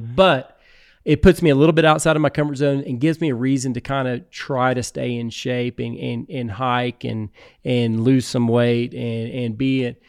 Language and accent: English; Texas Hill Country, United States; also born or lived in Houston, Texas / Austin, Texas; I grew up in the Texas Hill Country